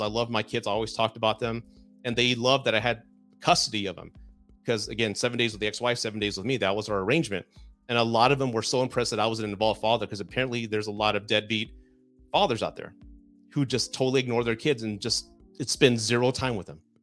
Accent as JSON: {"language": "English", "region": "Southern Texas", "country": "United States", "said": "I'm from the South, I'm so- Southern Texan, right? I was raised to be a gentleman"}